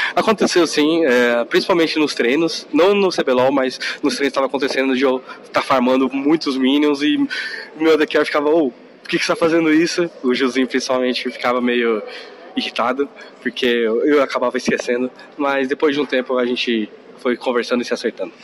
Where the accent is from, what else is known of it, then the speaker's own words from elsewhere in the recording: Japan; eu sou nascido no Japão